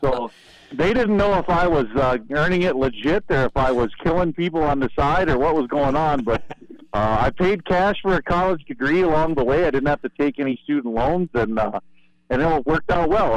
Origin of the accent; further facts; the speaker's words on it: Ohio, United States; moved away as an adult; also born or lived in North Dakota; now in Devils Lake, United States; I was born and raised in Ohio. Uh, moved to North Dakota in 1996